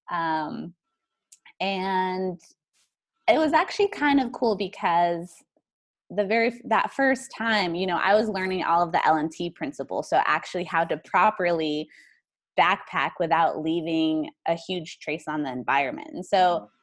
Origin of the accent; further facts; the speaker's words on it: New Mexico, United States; also born or lived in East Coast; Yeah, so I came from New Mexico. That's where I essentially spent most of my time. I lived on the East Coast before